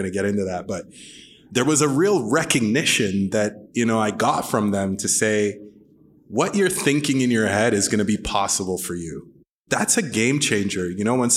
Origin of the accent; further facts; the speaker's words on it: Sudbury, Ontario, Canada; Grew up in Sudbury